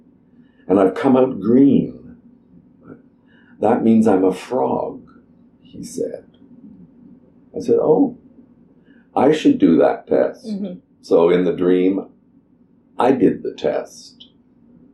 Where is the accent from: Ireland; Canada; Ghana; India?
Canada; Toronto, Ontario; moved away as an adult; also born or lived in England / Europe; So I came back to Toronto, my hometown